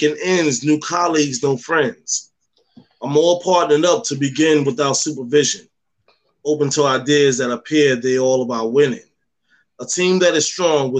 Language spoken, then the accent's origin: English; New York, United States; with me growing up in New York and carrying on the tradition of having, you know, raised by these Southerners